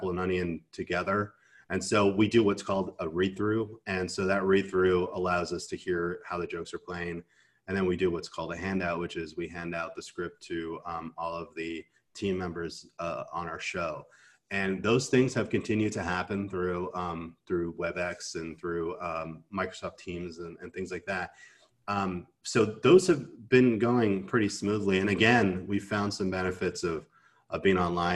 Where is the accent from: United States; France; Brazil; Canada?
Canada; I'm Canadian